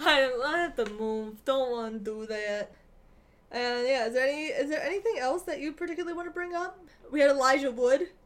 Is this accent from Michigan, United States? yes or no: yes; Michigan, United States; moved away; we're from Michigan